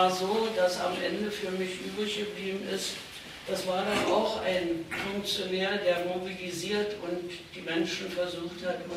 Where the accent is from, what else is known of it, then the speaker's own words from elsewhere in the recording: East Germany, Germany; ich ein Kind der DDR bin und nunmehr eine Urgroßmutter